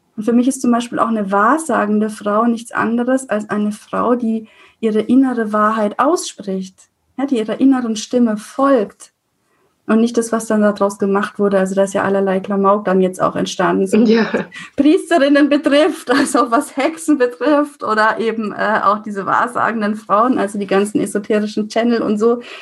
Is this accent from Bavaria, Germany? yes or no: yes; Franconia, Bavaria, Germany; als Fränkin